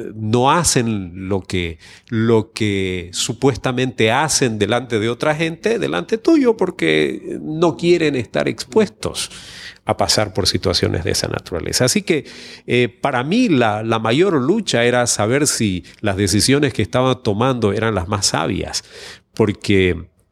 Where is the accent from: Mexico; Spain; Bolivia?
Bolivia; Santa Cruz de la Sierra, Santa Cruz; la ciudad de donde yo soy, de Santa Cruz de la Sierra